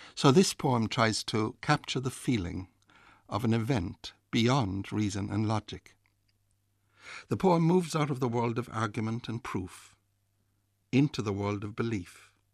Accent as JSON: {"language": "English", "area": "North Kerry", "region": "Munster", "country": "Ireland", "tie": "born or raised there", "said": "In the parish I was born in Reardon, Valley Longford in North Kerry"}